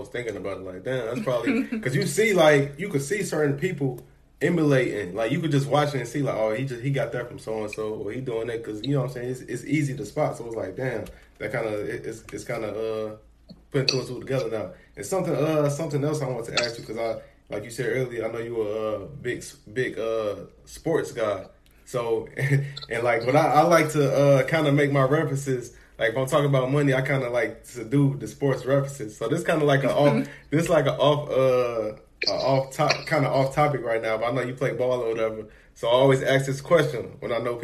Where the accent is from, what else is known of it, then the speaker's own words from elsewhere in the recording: Chicago, Illinois, United States; I'm from Chicago